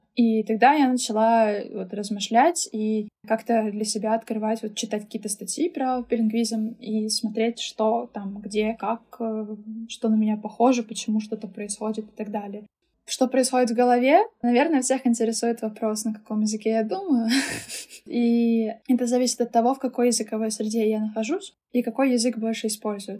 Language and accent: Russian; Saint Petersburg, Russia; first language German and Russian; Я выросла и родилась здесь, в Санкт-Петербурге, откуда, собственно, я сегодня с вами и разговариваю